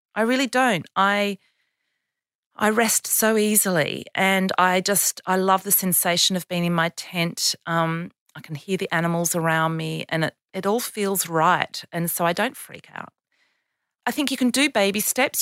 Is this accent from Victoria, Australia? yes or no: no; Canberra, Australian Capital Territory, Australia; Canberra, my hometown